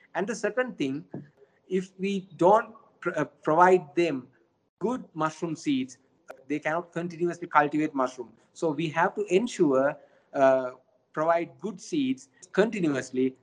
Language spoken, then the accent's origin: English; Sri Lanka; now in China; my home country sri lanka